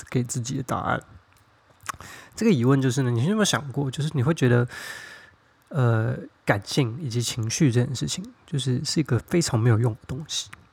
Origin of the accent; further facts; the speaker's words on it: Taiwan; 跟我一样在，呃，台湾长大的孩子